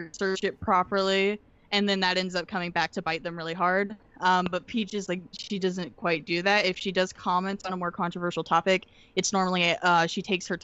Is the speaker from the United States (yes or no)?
yes; the South, United States; accent: normal American; I'm from the South